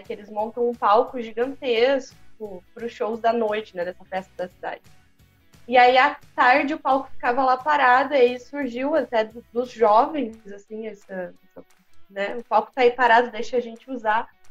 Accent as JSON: {"language": "Portuguese", "town": "Campinas", "region": "São Paulo", "country": "Brazil", "tie": "born or raised there", "also_born_or_lived": "Santa Gertrudes, São Paulo", "moved": "yes", "lives_now": "Pelotas, Brazil", "said": "eu nasci em Campinas, na verdade, e aí meus pais se separaram, minha mãe voltou para a cidade para ficar perto, mais perto da família, né? E fui para Santa Gertrudes"}